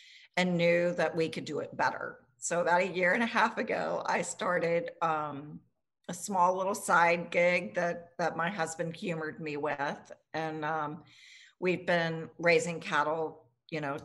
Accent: Richmond, Virginia, United States; I grew up here in Richmond

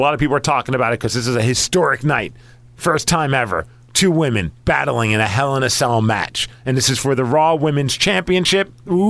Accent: East Coast, United States

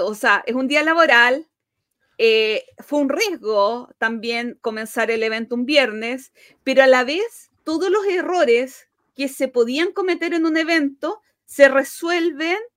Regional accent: Chile; como buen chileno, parece Mm. como, buen latinoamericano

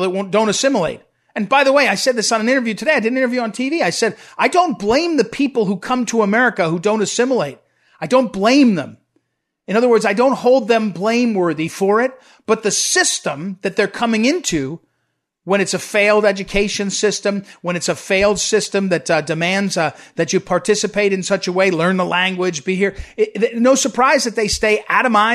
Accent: Missouri, United States; my home state of Missouri

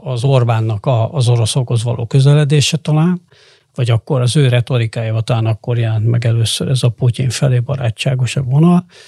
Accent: Hungary; én is ebben nőttem föl természetesen, mint aki a 80-as években volt tinédzser

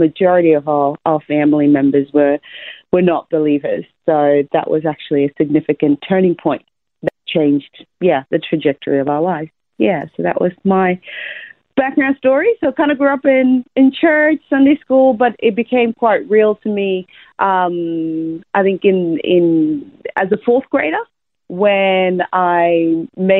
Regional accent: Zimbabwe; moved away as an adult; also born or lived in United States; now in Australia; I was born in Zimbabwe, Southern Africa. So that's a small country near South Africa.

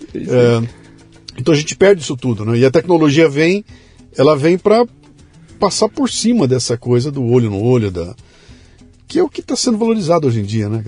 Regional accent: Bauru, São Paulo, Brazil; Eu sou de Bauru, sou do interior de São Paulo

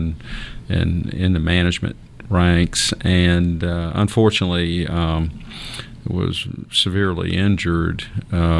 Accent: Savannah, Georgia, United States; I was born in Savannah, and grew up on Anderson Street on the east side of Savannah

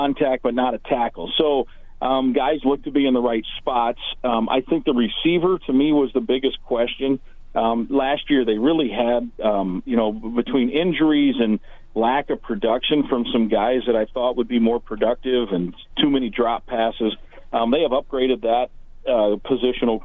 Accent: Iowa, United States; when I was growing up in Iowa

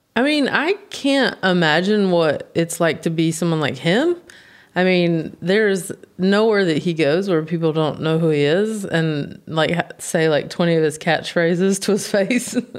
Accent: United States; I'm from the States

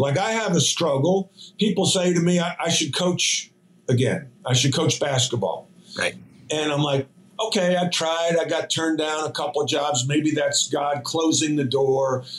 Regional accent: New York, United States; moved away; I'm an Irish Catholic kid from New York

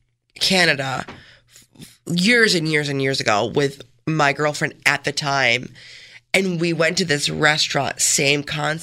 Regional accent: Canandaigua, New York, United States; growing up in Canandaigua, it's just such a, there's not a lot of diversity.

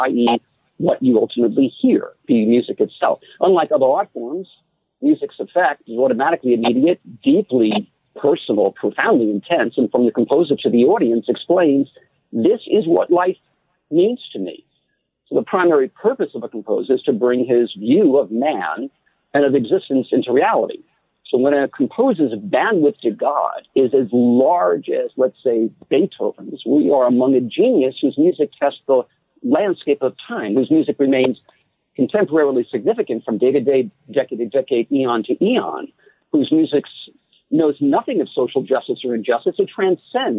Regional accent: New York City, New York, United States; I was born in Jackson Heights, Queens

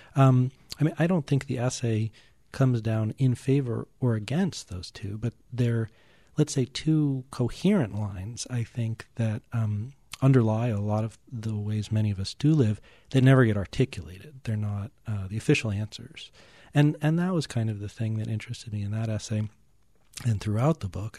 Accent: Newton, Massachusetts, United States; I grew up just outside of Boston and Newton, and in those western suburbs

